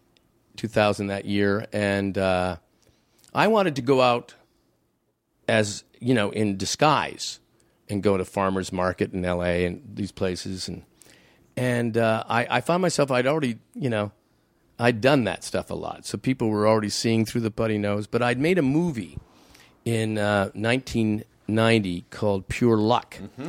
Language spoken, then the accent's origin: English; Hamilton, Ontario, Canada; there was a guy I knew on this when I grew up in Hamilton.